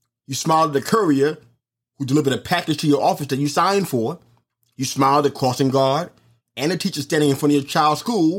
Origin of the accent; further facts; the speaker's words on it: New York City, New York, United States; when I was a kid walking the streets of New York City